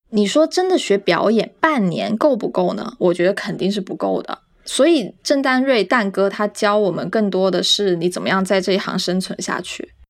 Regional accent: Guangdong, China; also born or lived in Jiangxi; 我小时候在江西出生，但是我四岁其实就去了广东，跟爸爸妈妈就是移民去了广东。我一直都不是很会讲广东话

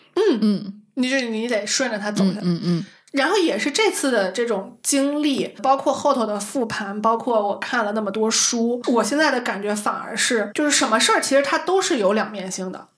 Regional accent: Shanxi, China; moved away; 我山西人，从来没去过五台山

